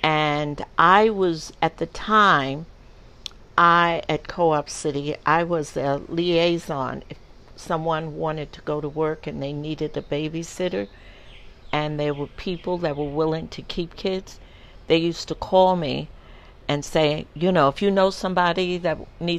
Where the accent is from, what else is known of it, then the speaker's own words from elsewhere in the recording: New York, United States; And growing up in New York, you saw, you had to have seen a lot of interracial marriages because in New York it was legal